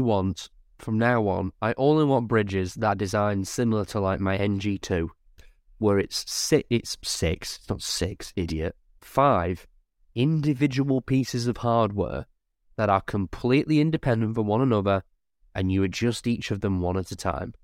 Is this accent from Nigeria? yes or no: no; Lancashire, North West England, United Kingdom; I'm from Lancashire